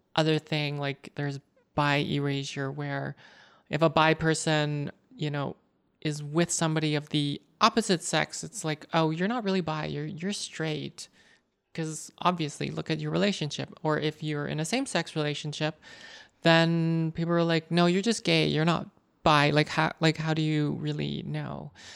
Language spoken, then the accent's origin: English; Canada; I am Canadian born Chinese. My parents are from Hong Kong